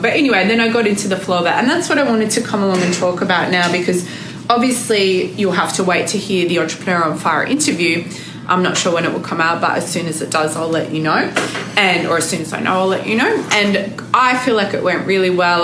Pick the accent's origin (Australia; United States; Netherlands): Australia; I'm extra Aussie when I want to be.